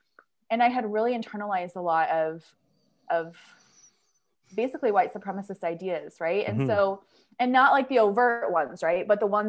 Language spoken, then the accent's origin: English; Urbandale, Iowa, United States; I grew up in Urbandale, Iowa, which is a suburb of Des Moines, which is very like upper Midwestern, very like white, very suburbs, you know.